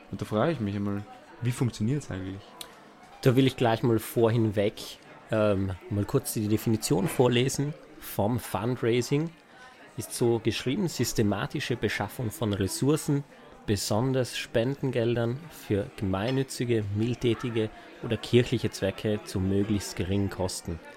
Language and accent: German; Trentino-Alto Adige, Italy; now in Vienna, Austria; Ja, ich bin nicht hier geboren. Ich bin ursprünglich aus Italien, aus Südtirol. Bin aber jetzt ungefähr seit fünf Jahren hier in Wien.